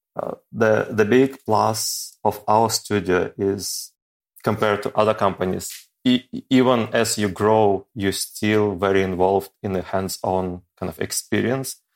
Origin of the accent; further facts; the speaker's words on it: Ukraine; moved away as an adult; also born or lived in Saint Petersburg, Russia; I wasn't able to find a job, uh, back in my home country